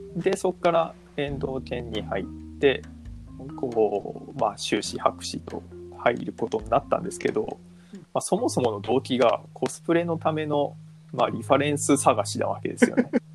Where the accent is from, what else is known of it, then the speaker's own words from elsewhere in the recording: Fujisawa, Kanagawa, Japan; moved away as an adult; also born or lived in Fukui; もともと実家は東京なんですけど、藤沢